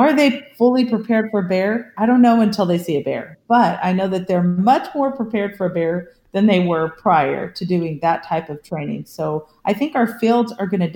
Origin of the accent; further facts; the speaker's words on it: California, United States; I grew up in California